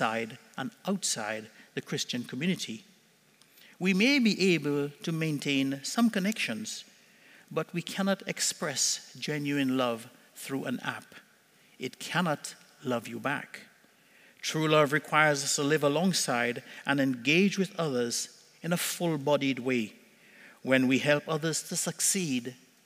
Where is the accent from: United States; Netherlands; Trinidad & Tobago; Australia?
Trinidad & Tobago; now in Cornwall, Canada; When we were growing up in Trinidad as kids